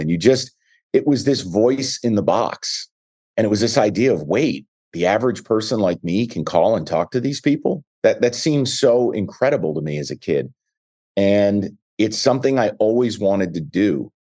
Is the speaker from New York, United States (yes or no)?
yes; New York, United States; now in Detroit, United States; I was a kid from New York